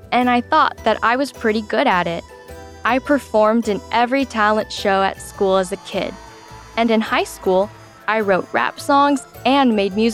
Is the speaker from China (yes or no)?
yes; China; born there; When I was four years old, my mom and dad told me that I was from China.